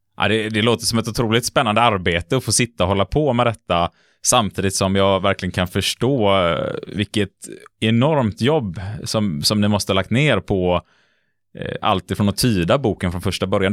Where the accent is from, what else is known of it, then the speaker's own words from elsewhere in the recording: Gothenburg, Västra Götaland, Sweden; som göteborgare